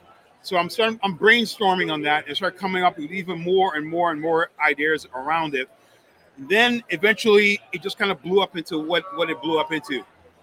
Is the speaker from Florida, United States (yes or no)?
yes; Miami, Florida, United States; I grew up in Miami, South Beach. That's where I would hang out, going to art galleries out there, doing the art deco type of thing.